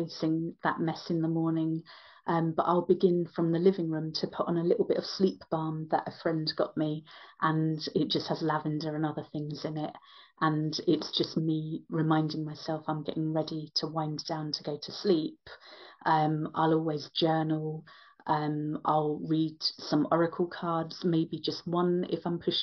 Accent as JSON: {"language": "English", "region": "London", "country": "United Kingdom", "tie": "born or raised there", "also_born_or_lived": "West of Ireland", "moved": "yes", "lives_now": "Ireland", "said": "I'm Indian Irish but born in London, my West of Ireland lifestyle"}